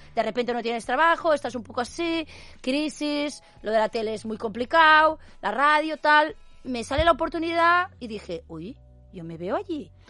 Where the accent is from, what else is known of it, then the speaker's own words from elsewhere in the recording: Catalonia, Spain; somos raritos, hablamos catalán